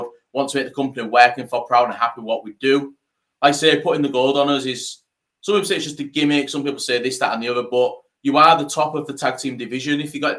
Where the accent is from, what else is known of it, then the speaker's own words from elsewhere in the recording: Hull, Yorkshire and the Humber, United Kingdom; we're from Hull